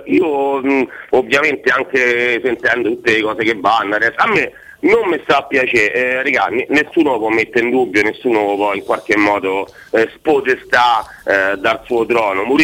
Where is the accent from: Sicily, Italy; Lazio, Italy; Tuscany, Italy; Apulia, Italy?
Lazio, Italy; Rome; now in Urbino, Italy; Romano, romano Decine città Don Bosco